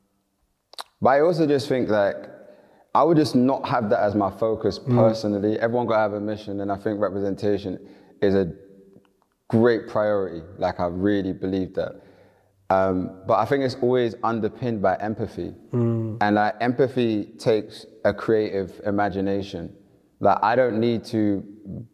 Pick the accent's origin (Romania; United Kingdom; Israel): United Kingdom; London; I grew up in Elephant and Castle in the 90s.